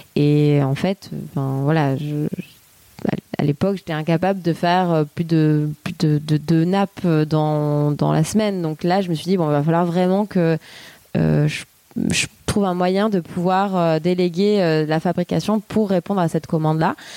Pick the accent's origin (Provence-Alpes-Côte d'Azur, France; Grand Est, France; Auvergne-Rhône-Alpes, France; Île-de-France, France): Provence-Alpes-Côte d'Azur, France; Fontvieille; moved away as an adult; also born or lived in Arles / Paris; now in Marseille, France; Je suis née à, à Arles, Euh, donc dans le treize, euh, et j'ai grandi donc à côté de Arles, euh, Fontvieille